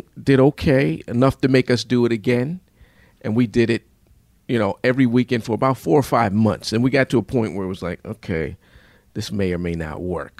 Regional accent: Wilmington, Delaware, United States; moved away as an adult; now in Chicago, United States; I'm from Wilmington, Delaware originally.

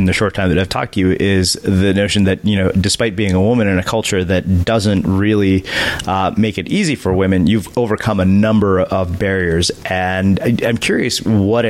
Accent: India; I'm Indian

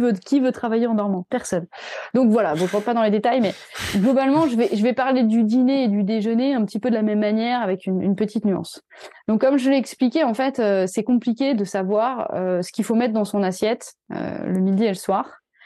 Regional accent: France; nous, en tant que Français

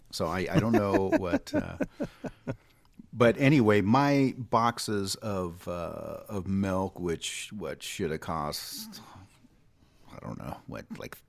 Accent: Hawaii, United States; But hey, as a Hawaiian, once you see the rice shelf start emptying.

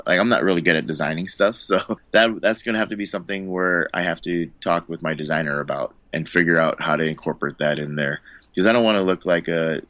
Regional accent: Philippines; whenever anybody asks, I always tell them, like, first and foremost, yeah, I'm Filipino.

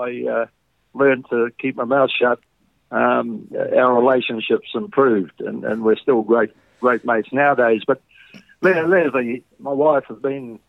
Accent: Auckland, New Zealand; It wasn't very fashionable to be an islander in New Zealand in those days.

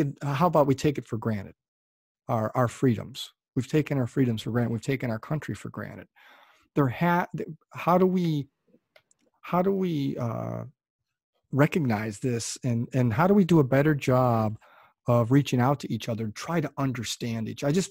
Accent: United States; I was born in America.

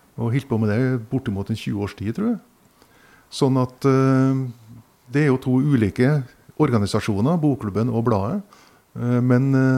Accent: Sunndalsøra, Møre og Romsdal, Norway; i Sunndal kommune, der jeg vokste opp, på Sunnasjøra

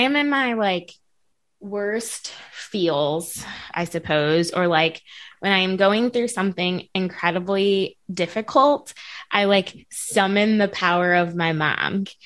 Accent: North County, Missouri, United States; I grew up in North County.

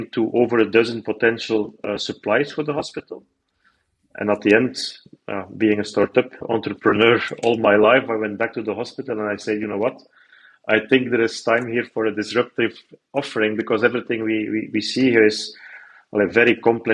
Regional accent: Belgium; I'm raised, born and raised in Belgium

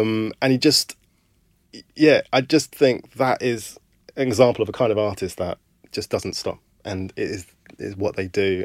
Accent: London, United Kingdom; I was born in Camberwell

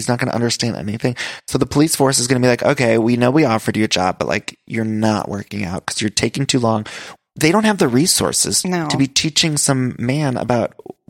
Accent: Ohio, United States; moved away; also born or lived in Chicago; I'm from Ohio.

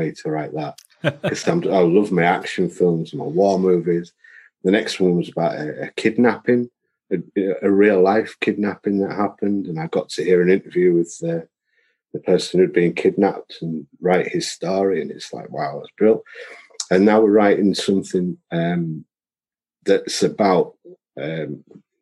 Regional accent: Beeston, United Kingdom; growing up in Beeston

